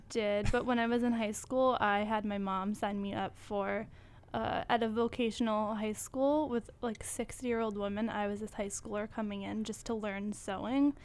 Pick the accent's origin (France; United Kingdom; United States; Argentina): United States; Acushnet, Massachusetts; moved away as an adult; now in New York, United States; I am from a small town in Massachusetts. It's called Acushnet